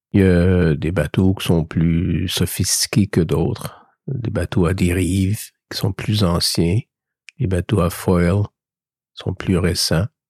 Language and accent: French; Canada; Chez nous, au Canada